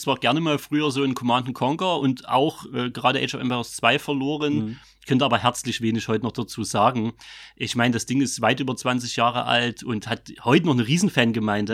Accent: Vogtland, Saxony, Germany; accent: Vogtländisch; dann schlägt so das Vogtländische bei mir aus.

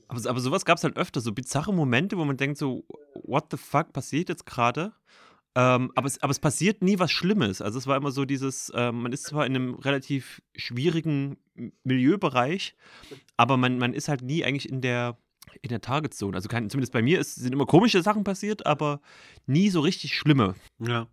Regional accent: near Leipzig, Saxony, Germany; now in Chemnitz, Germany; ich komme eigentlich aus der Nähe von Leipzig, vom, vom, vom Dorf

